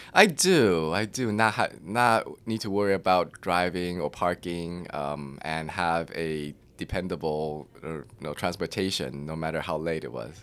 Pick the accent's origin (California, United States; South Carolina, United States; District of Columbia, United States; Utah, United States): California, United States; Claremont; moved away as an adult; also born or lived in New York City; now in Austin, United States; I grew up in Claremont, which is in the L A County